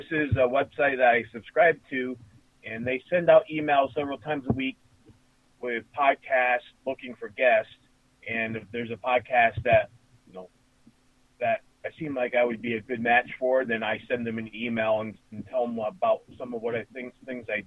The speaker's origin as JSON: {"language": "English", "town": "Wellsboro", "region": "Pennsylvania", "country": "United States", "said": "I'm from Wellsboro, Pennsylvania, which is home of the Pennsylvania Grand Canyon"}